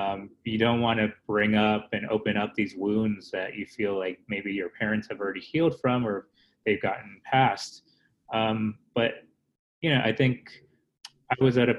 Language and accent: English; United States; born there; growing up in an immigrant family, I was born in America.